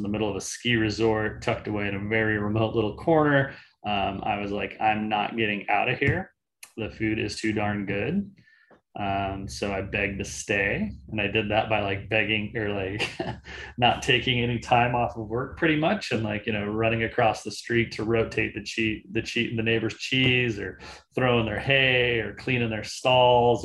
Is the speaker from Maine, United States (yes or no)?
no; Salt Lake City, Utah, United States; moved away as an adult; also born or lived in Switzerland; now in Portland, United States; I grew up in Salt Lake City, Utah